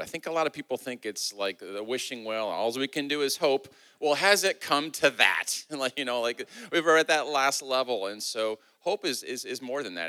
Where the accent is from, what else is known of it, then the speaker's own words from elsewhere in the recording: Midwest, United States; moved away; I'm from the Midwest